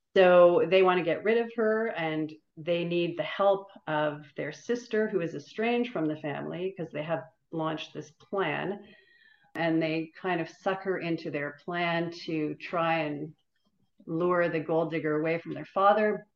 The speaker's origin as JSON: {"language": "English", "town": "Toronto", "region": "Ontario", "country": "Canada", "tie": "born or raised there", "said": "we grew up in North York, and at the North York Public Library"}